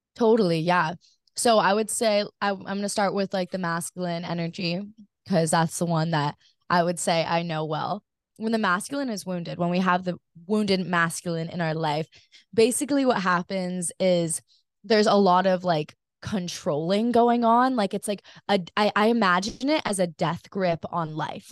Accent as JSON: {"language": "English", "region": "Hawaii", "country": "United States", "tie": "born or raised there", "said": "growing up in Hawaii"}